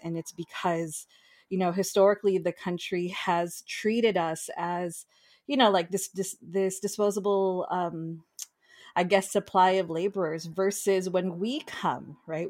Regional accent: United States; my siblings and I were born in the United States.

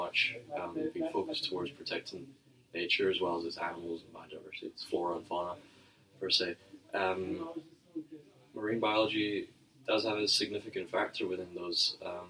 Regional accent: Scotland, United Kingdom; moved away as an adult; now in San Jose, United States; I come from Scotland. I'm studying now in San Jose State for my fourth semester.

